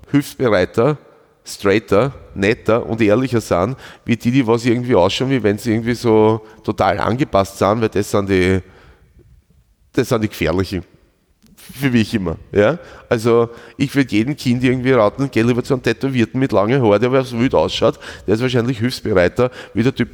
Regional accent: Schwechat, Lower Austria, Austria; Ich bin aus Schwächert.

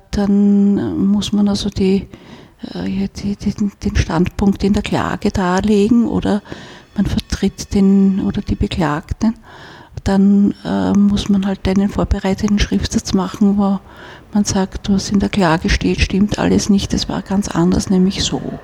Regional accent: Vienna, Austria; wenn man in Wien aufwächst

